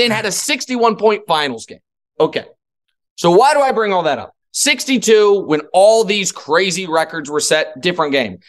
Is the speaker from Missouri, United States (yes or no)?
yes; Kansas City, Missouri, United States; moved away; I'm from Kansas City